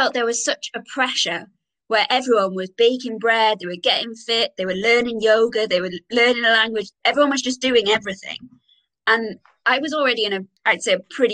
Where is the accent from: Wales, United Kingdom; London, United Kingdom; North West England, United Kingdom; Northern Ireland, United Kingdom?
Wales, United Kingdom; moved away as an adult; also born or lived in Galway, Ireland; now in Bath, United Kingdom; I'm half Irish, but I'm Welsh, born and bred in Wales